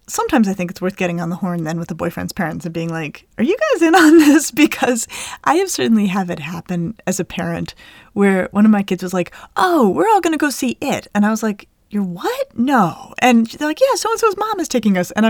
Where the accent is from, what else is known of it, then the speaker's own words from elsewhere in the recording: United States; we're American